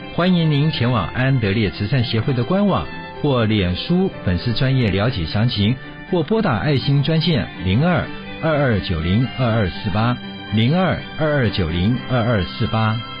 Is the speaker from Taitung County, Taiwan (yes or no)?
yes; Taitung County, Taiwan; 我是来自台东的